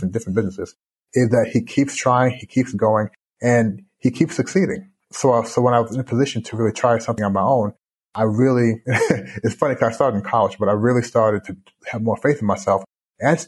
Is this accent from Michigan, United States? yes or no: no; Louisville, Kentucky, United States; born or raised there; moved away as an adult; also born or lived in Canada; now in Shanghai, China